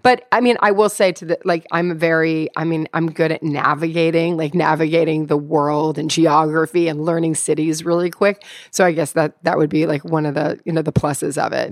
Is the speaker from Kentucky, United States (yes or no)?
yes; Louisville, Kentucky, United States; I'm from Louisville, Kentucky.